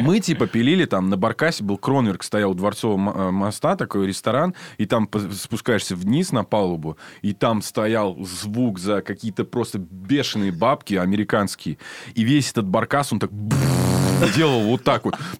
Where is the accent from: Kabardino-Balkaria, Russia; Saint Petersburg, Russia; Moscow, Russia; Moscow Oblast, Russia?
Saint Petersburg, Russia; я из Питера